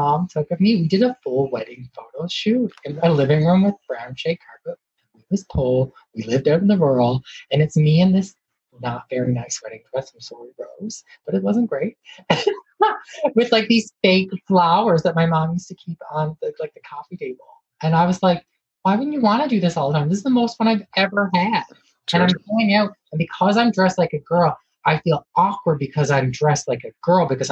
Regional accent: Newfoundland and Labrador, Canada; I'm from Newfoundland too

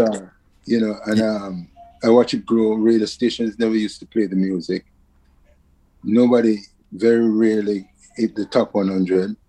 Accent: Kingston, Jamaica; scrambling around Kingston, Jamaica

